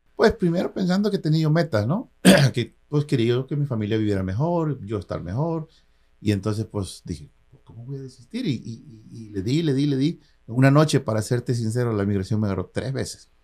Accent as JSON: {"language": "Spanish", "town": "Isla", "region": "Veracruz", "country": "Mexico", "tie": "born or raised there", "also_born_or_lived": "Coatzacoalcos, Veracruz / San Francisco Bay Area, United States", "moved": "as an adult", "lives_now": "United States", "said": "me moví de, de, mi pueblo natal, que es Isla, me moví a Coatzacoalcos."}